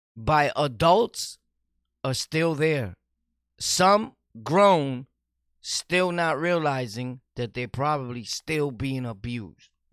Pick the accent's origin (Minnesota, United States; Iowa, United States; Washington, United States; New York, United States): New York, United States; New York City; I'm from Sunset Park